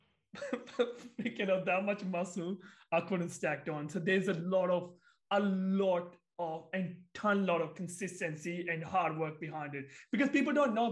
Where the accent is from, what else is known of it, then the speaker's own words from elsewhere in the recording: India; moved away; I'm from India